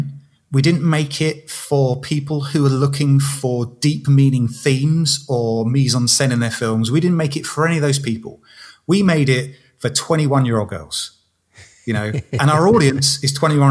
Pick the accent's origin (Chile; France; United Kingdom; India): United Kingdom; England; I'm 41 and I'm English and I'm a bloke